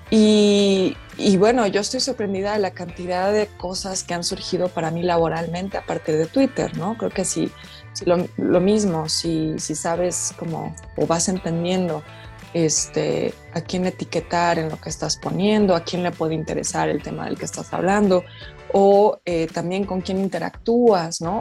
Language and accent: Spanish; Mexico; siendo mujer, mujer mexicana